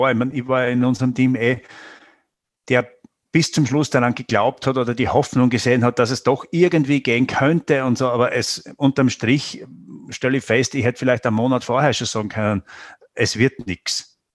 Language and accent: German; Styria, Austria; ich persönlich weder noch, aber ich würde sagen, äh, als Steirer schon ein Wein.